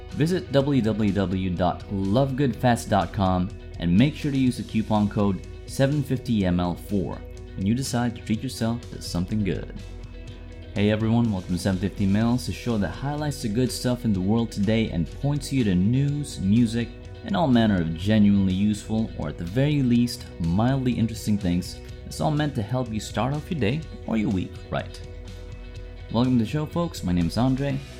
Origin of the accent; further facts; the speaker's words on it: Manila, Metro Manila, Philippines; Manila, which is my hometown